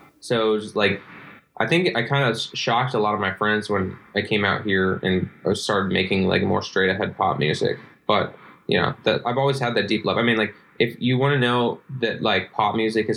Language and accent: English; Kansas City, Missouri, United States; moved away; growing up in Kansas City